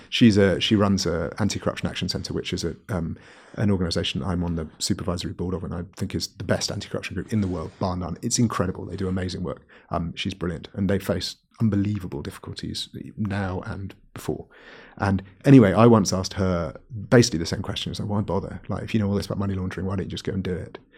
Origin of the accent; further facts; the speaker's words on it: Wales, United Kingdom; I'm from Wales